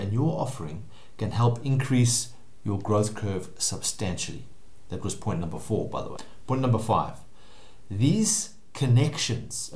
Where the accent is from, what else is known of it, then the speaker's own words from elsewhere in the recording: South Africa; I've lived and worked in South Africa my whole life